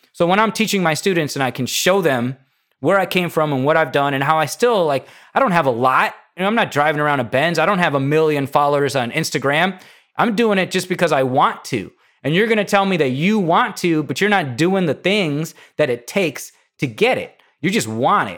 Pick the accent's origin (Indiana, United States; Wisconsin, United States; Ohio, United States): Indiana, United States; I'm from Indiana